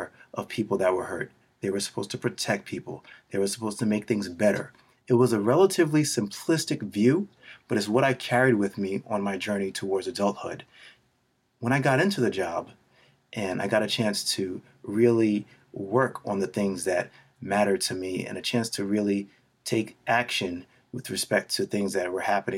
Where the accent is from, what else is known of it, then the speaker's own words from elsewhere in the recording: New York City, New York, United States; We grew up in Queens.